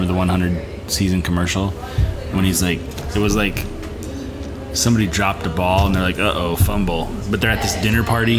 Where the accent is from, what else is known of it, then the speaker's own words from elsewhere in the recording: California, United States; I'm from California, guys.